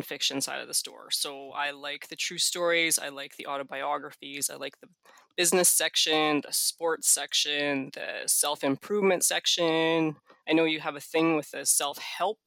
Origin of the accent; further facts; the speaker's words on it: Canada; being Canadian